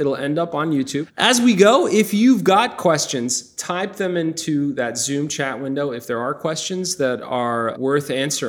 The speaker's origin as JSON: {"language": "English", "town": "New York City", "region": "New York", "country": "United States", "tie": "born or raised there", "said": "I grew up in Bay Ridge, Brooklyn"}